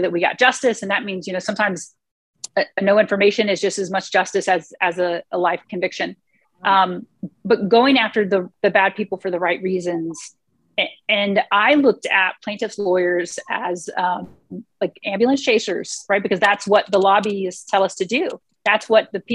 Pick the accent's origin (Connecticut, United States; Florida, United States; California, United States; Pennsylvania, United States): Florida, United States; Clewiston area; moved away; also born or lived in lower Alabama; growing up down there